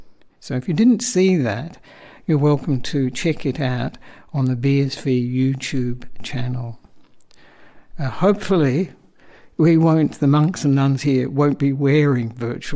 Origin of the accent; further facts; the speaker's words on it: Australia; moved away as an adult; also born or lived in Sri Lanka; I am an Australian monk